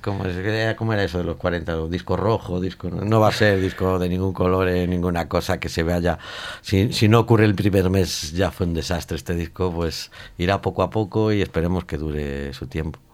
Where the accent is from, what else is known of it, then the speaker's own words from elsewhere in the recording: Vigo, Galicia, Spain; soy de Vigo